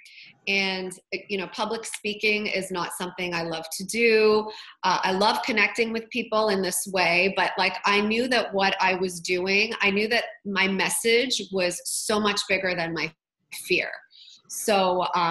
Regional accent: Toronto, Ontario, Canada; I'm from Toronto

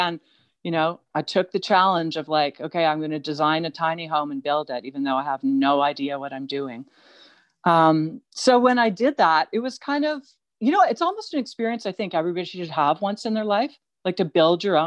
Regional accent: Toronto, Ontario, Canada; moved away as an adult; now in British Columbia, Canada; I grew up in Toronto

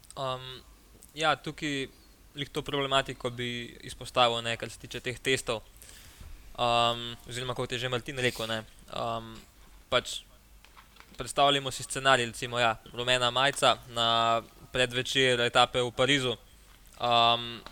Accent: Slovenia

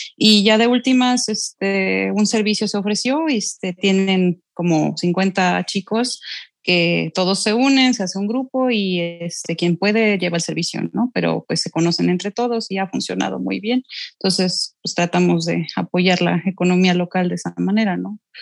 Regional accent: Xalapa, Veracruz, Mexico; Yo soy de aquí de Jalapa

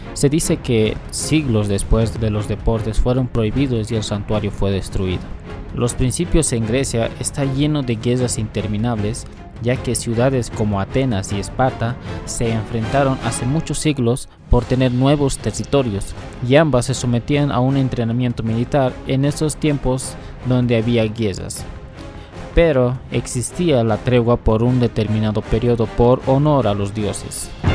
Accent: Bolivia; mi país, Bolivia

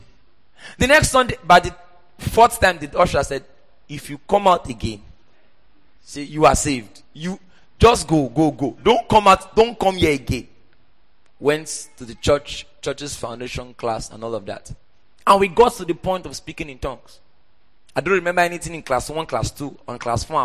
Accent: Port Harcourt, Rivers State, Nigeria; also born or lived in Oyo State; that was how we moved from Oyo State to Port Harcourt. So I grew up in church.

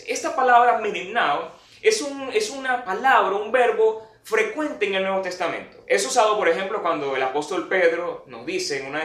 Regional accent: Venezuela; Y en nuestro caso como venezolanos creo que se sumarían otras situaciones aún más graves.

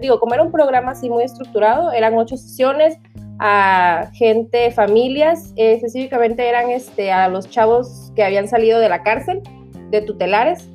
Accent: Tabasco, Mexico; also born or lived in Monterrey; yo soy de Tabasco, ahorita estoy actualmente aquí en, pues en mi casa, ¿no? En Tabasco

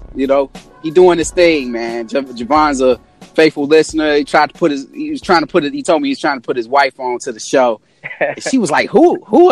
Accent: Burbank, Illinois, United States; I'm live from Burbank, baby. Hometown

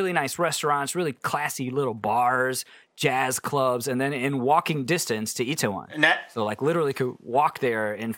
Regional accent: United States; also born or lived in South Korea; I'm too American for

